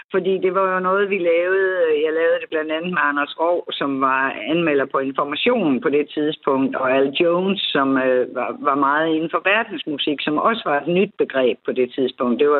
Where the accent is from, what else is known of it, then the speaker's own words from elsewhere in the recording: Aarhus, Central Denmark Region, Denmark; jeg er jo Aarhusianer og er født og opvokset her